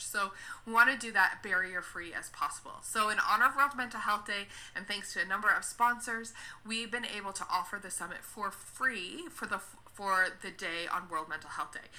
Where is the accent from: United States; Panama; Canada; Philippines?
Canada; I'm from Canada, so uh, in Canada, my le- my registration is I'm a registered social worker.